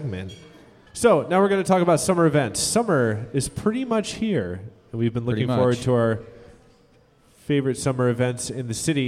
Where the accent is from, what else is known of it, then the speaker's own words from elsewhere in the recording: Marysville, Washington, United States; I grew up in Marysville